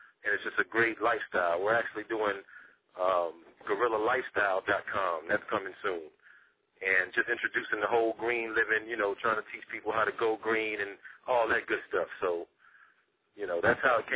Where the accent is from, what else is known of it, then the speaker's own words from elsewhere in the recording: Houston, Texas, United States; I'm from Houston, Texas